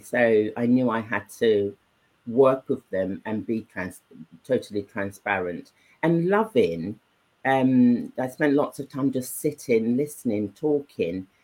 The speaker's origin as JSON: {"language": "English", "region": "England", "country": "United Kingdom", "tie": "born or raised there", "also_born_or_lived": "Nigeria", "said": "I was brought up in England. Yeah. Um, I was nine when I left Nigeria, and all my upbringing, even when I was in Nigeria, was um, with English speaking communities"}